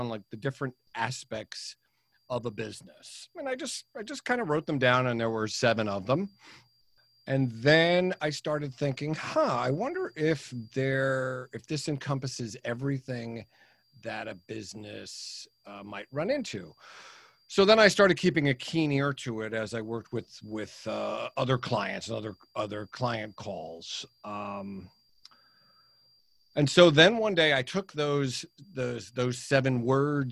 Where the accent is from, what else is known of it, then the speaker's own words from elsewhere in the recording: United States; also born or lived in New York; now in New Jersey, United States; I'm an American. I live in New Jersey, although I consider myself a New Yorker, having lived there for 30 years.